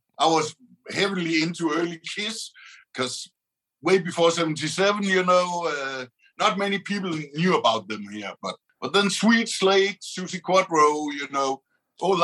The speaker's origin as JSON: {"language": "English", "town": "Aarhus", "region": "Central Denmark Region", "country": "Denmark", "tie": "born or raised there", "said": "so that's where I'm from, and I've lived all my life"}